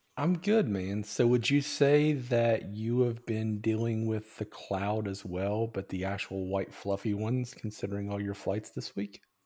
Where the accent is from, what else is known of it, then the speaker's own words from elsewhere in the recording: United States; as an American